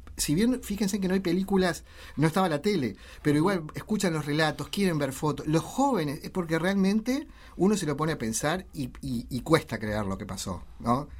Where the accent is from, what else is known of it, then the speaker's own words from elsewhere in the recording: Uruguay; cómo somos los uruguayos